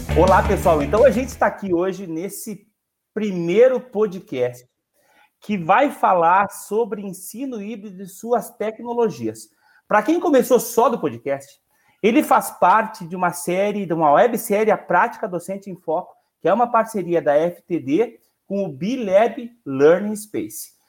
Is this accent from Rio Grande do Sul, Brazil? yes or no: yes; Rio Grande do Sul, Brazil; Nós somos do Rio Grande do Sul